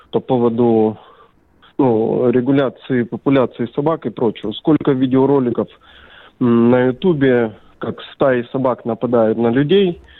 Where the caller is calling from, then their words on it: Belgorod, Belgorod Oblast, Russia; Я не из Перми, я из города Белгород.